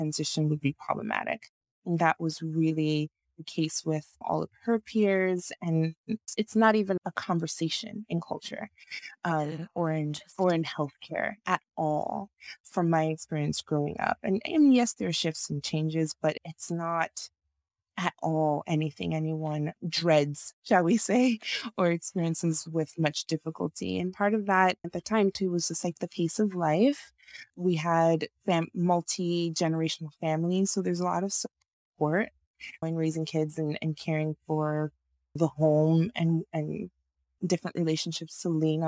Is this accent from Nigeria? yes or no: yes; Nigeria; moved away; I am originally from Nigeria. I was born in Nigeria and grew up in Nigeria for most of my teenage years